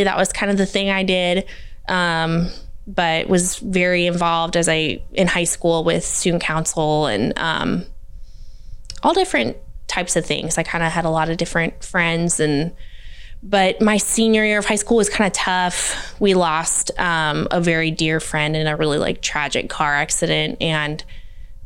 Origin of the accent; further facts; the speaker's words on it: Olathe, Kansas, United States; also born or lived in Naperville, Illinois; we moved here when I was in first grade. So this is kind of, for all intents and purposes, my hometown